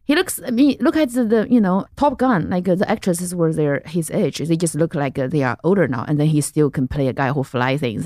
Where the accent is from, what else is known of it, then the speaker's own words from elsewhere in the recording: central China, China; English is a second language; moved away as an adult; also born or lived in Lexington, Kentucky; I grew up in central China, in this little city by the mountain